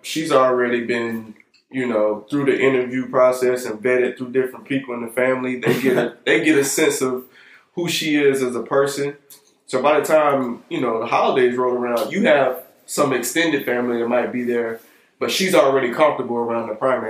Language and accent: English; the South, United States; I'm from the South